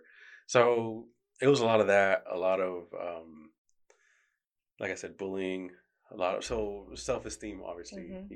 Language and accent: English; Florida, United States; moved away as an adult; also born or lived in New York; I was born in New York, but I grew up in Florida